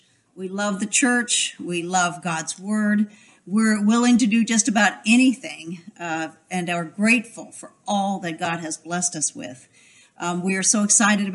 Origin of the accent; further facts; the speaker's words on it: Pennsylvania, United States; also born or lived in Salt Lake City, Utah / Loveland, Colorado; now in Gaithersburg, United States; I was born in Salt Lake City, Utah, lived for a while in Loveland, Colorado, and then moved to Pennsylvania and spent most of the time growing up in Pennsylvania